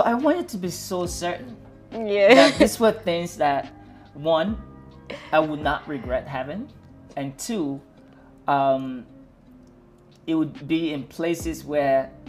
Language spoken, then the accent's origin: English; New Jersey, United States; also born or lived in Abeokuta, Nigeria; And then at a certain point, we moved to northern New Jersey